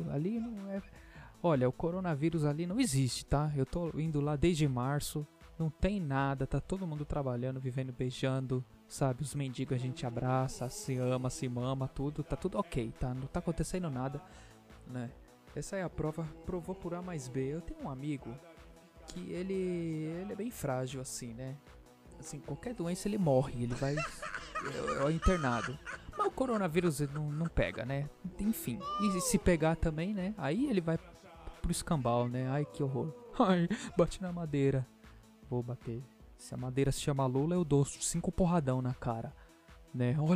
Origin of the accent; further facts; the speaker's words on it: São Paulo, Brazil; Que eu também sou paulista, paulistano, sou tudo junto e misturado.